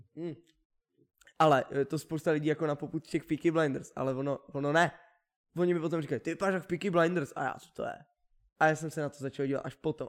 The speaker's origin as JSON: {"language": "Czech", "country": "Czechia", "said": "Měli bychom být hrdí na to, že jsme Češi."}